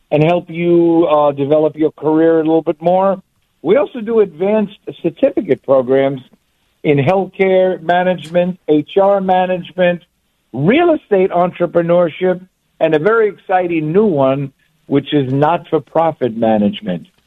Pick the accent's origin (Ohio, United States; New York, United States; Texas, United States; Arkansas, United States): New York, United States; New York City; I was born and raised grew up on Ninth Street between 1st and 2nd Avenue, now known, then known as the Lower East Side, now known as the East Village, about three blocks away from the wonderful Fillmore East.